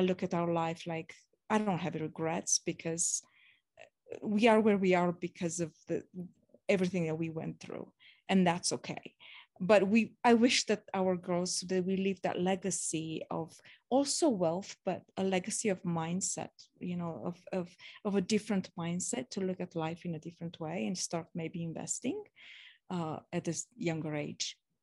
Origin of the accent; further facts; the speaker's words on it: Romania; moved away; growing up in Romania